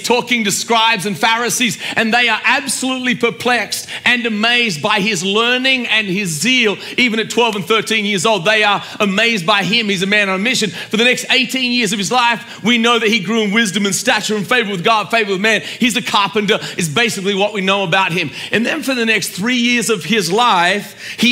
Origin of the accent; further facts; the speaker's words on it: Australia; I'm from Australia